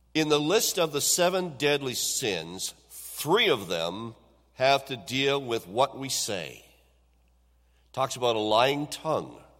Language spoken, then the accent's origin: English; Owen Sound, Ontario, Canada; when I was a young person growing up in the Owen Sound area